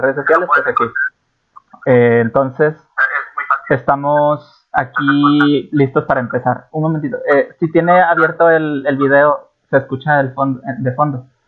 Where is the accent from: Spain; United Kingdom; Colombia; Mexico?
Mexico; yo soy de México